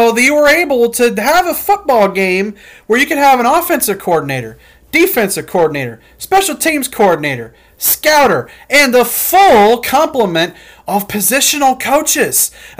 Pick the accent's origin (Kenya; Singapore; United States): United States; Illinois; And I'm from Illinois